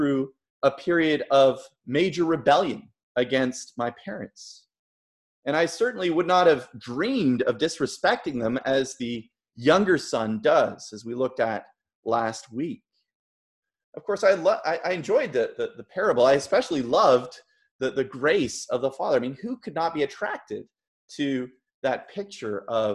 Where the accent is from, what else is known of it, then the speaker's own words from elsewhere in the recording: Toronto, Ontario, Canada; I grew up in Toronto and I grew up in a Christian home